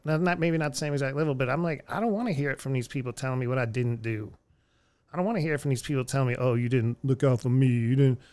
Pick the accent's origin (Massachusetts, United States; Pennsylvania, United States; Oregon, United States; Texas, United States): Texas, United States; Houston; now in Austin, United States; I come from Houston, crazy people.